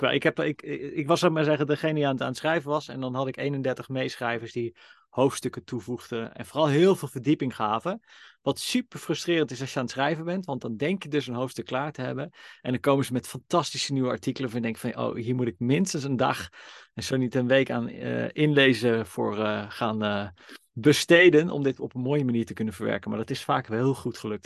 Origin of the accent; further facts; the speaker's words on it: Netherlands; ik ben een witte, blanke man, geboren in Nederland, in een liefdevol gezin